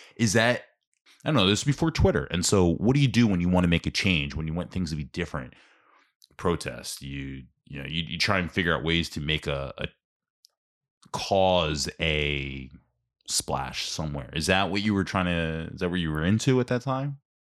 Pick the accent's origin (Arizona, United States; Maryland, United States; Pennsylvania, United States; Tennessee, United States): Pennsylvania, United States; Ambler; I grew up in Ambler, like, in South Ambler, Chestnut Street